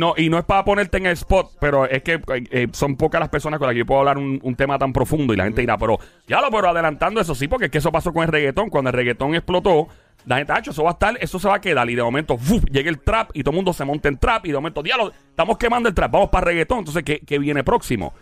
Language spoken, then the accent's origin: Spanish; Puerto Rico; como todo boricua